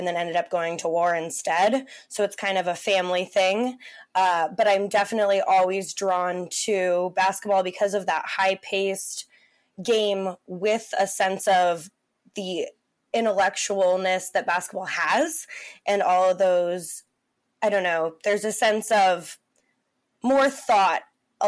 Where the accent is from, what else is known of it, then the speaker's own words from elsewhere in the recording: Portland, Oregon, United States; I was born and raised in Portland as a Blazers fan